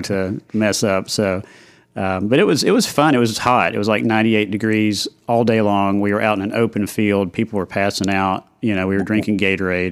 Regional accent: Knoxville, Tennessee, United States; moved away as an adult; now in Nashville, United States; I grew up in Knoxville

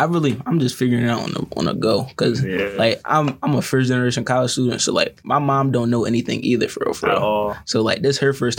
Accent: Philadelphia, Pennsylvania, United States; moved away; I'm from Philly. I'm a freshman here at Westminster. I play football.

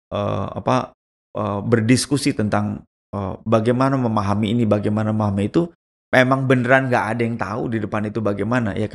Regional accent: Java, Indonesia; saya orang Indonesia, udah gitu saya orang Jawa begitu.

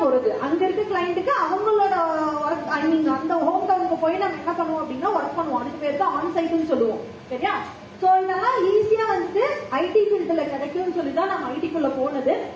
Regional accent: Coimbatore, Tamil Nadu, India; moved away as an adult; also born or lived in Chennai; நான் கோயம்புத்தூர்லயே பிறந்து வளர்ந்தவங்க

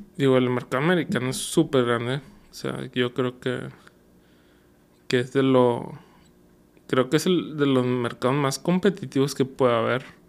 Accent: Monterrey, Nuevo León, Mexico; also born or lived in Guadalajara; nuestro clásico regio

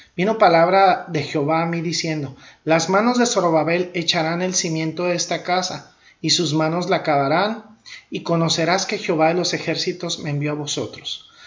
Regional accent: Ciudad Juárez, Chihuahua, Mexico; la tierra donde crecí en Ciudad Juárez

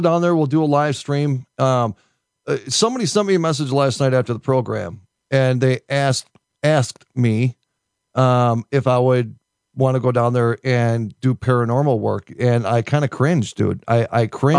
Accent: United States; an American

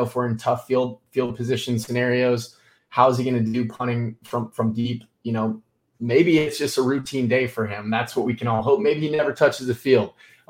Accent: the South, United States; I'm a Southerner

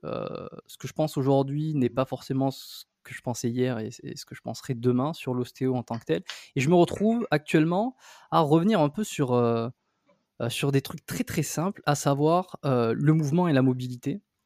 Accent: south-west France, France; accent: French; moved away as an adult; also born or lived in Bordeaux; now in Montreal, Canada; je suis né en France, dans le, le sud-ouest, j'ai fait mes études là-bas.

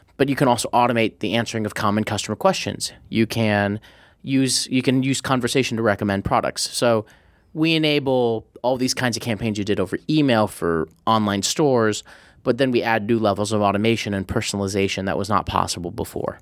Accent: Midwest, United States; loved growing up in the Midwest

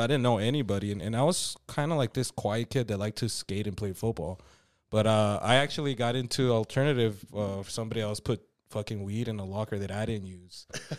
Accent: Vinton, Texas, United States; It's because I was that new Mexican kid from Canotillo District. Because I grew up in Vinton. That's where I grew up.

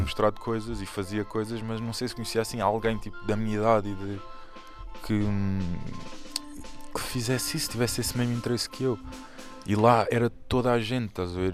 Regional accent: Portugal; estou uh, em Portugal, nasci em Portugal

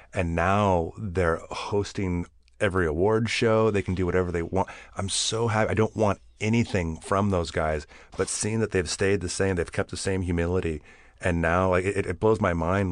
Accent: Bakersfield, California, United States; I grew up in Bakersfield

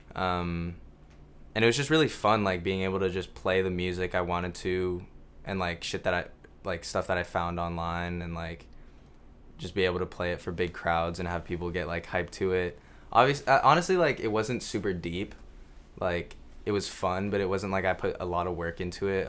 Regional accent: Tokyo, Japan; moved away; growing up in Tokyo was cool

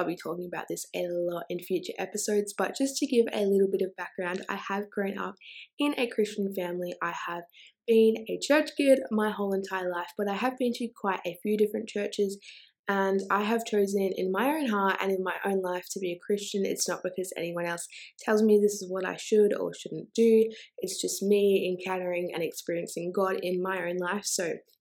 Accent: Australia; I'm also Australian

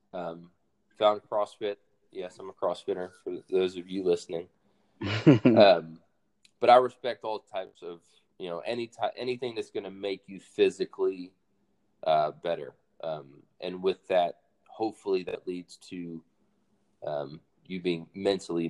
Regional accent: Mobile, Alabama, United States; moved away as an adult; also born or lived in Fort Rucker, Alabama; born and raised in Alabama, raised, like I said, majority of the time in Mobile

